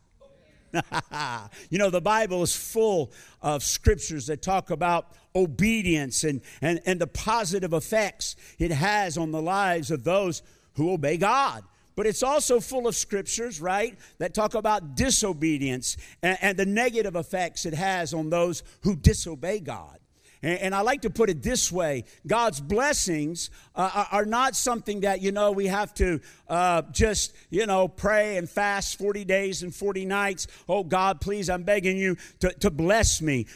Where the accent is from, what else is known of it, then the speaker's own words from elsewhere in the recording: United States; accent: American; also born or lived in Malawi; now in Zambia; my American accent